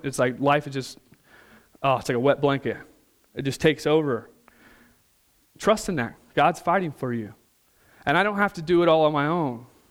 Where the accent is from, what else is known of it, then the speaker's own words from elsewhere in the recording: Missouri, United States; moved away; some of my friends back home, we're from Missouri originally